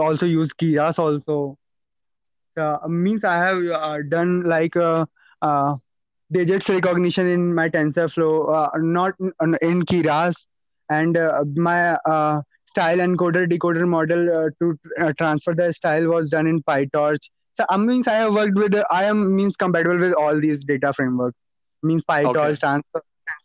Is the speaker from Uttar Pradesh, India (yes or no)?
no; Uttarakhand, India; I am from Uttarakhand.